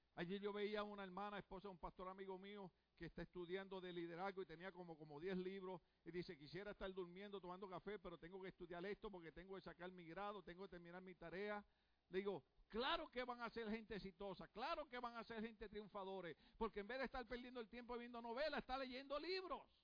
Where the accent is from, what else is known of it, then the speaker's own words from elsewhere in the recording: Puerto Rico; soy puertorriqueño